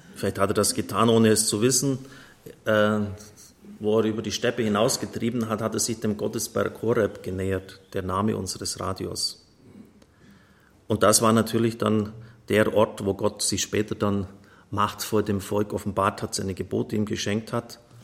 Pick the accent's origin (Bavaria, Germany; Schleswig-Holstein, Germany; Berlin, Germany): Bavaria, Germany; Bei uns in Bayern